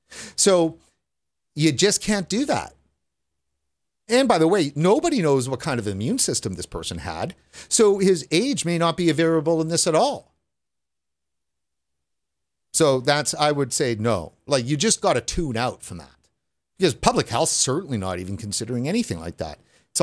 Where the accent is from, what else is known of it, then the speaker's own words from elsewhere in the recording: Sweden; I'm from Sweden, so I don't have any insight on that.